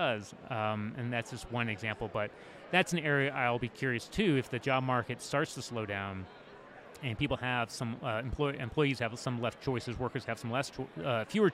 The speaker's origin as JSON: {"language": "English", "town": "Washington", "region": "District of Columbia", "country": "United States", "tie": "born or raised there", "said": "My hometown is Washington, D.C."}